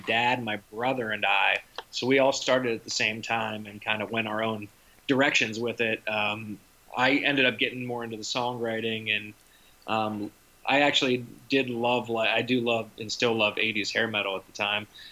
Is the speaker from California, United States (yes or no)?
no; Pittsburgh, Pennsylvania, United States; now in New Jersey, United States; My hometown of Pittsburgh